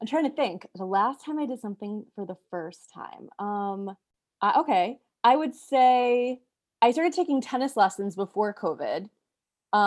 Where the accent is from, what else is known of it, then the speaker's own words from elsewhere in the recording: New York, United States; now in Los Angeles, United States; I'm originally from New York. I've lived in LA for since 2009